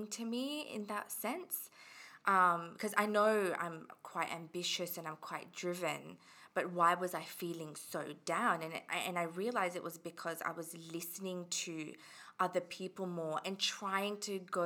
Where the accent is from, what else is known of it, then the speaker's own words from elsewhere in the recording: Australia; also born or lived in England / Fiji (ancestry) / India (ancestry); I was born in England. And then I moved to Australia when I was about 8 or 9, so in 2003